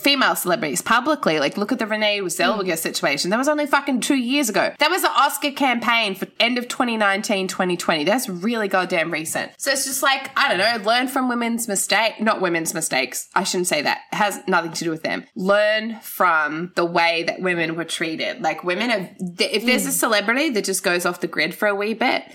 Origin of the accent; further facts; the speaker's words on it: Gold Coast, Queensland, Australia; I grew up on the Gold Coast